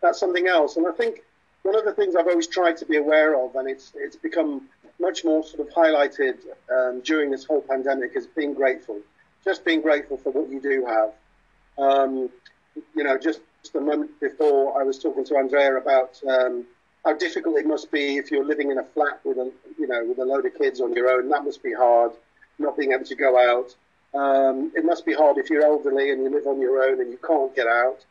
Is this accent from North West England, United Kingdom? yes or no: no; Wales, United Kingdom; I'm a Welsh actor myself